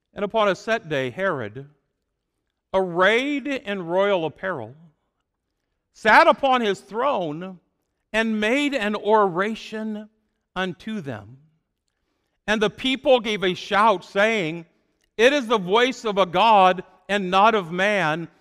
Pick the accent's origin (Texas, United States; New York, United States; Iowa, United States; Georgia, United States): Iowa, United States; Fort Madison; moved away as an adult; also born or lived in Chicago area; I grew up in Fort Madison, Iowa. It was a small town